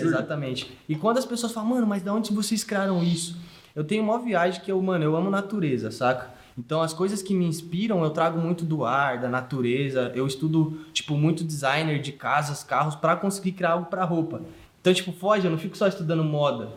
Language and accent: Portuguese; Sorocaba, São Paulo, Brazil; also born or lived in Diadema, São Paulo; eu não nasci em Sorocaba, eu nasci em São Paulo, de Diadema. Aí meu pai, tipo, teve uma condição de uma empresa que convidou ele para vir para cá